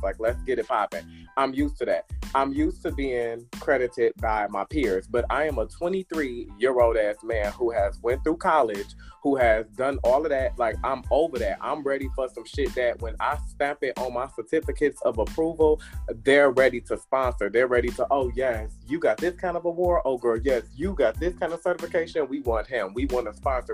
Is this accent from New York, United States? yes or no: no; Harvey, Illinois, United States; also born or lived in Chicago; now in Atlanta, United States; I'm from Harvey.